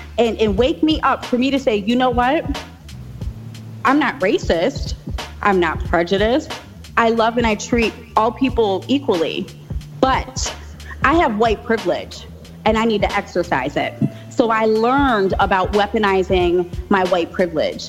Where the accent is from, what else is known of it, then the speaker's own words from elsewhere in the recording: Pittsburgh, Pennsylvania, United States; also born or lived in Buffalo, New York; I grew up in the west side of Pittsburgh. I went to Langley High School.